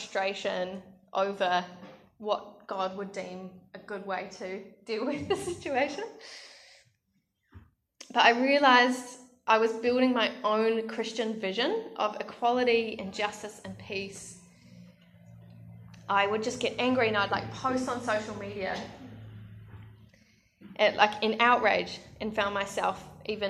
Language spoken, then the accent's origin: English; Australia; my home country